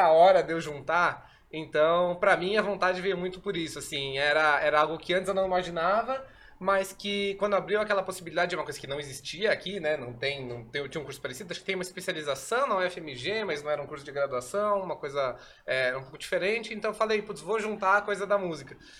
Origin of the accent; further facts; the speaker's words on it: São Paulo, Brazil; sou daqui de São Paulo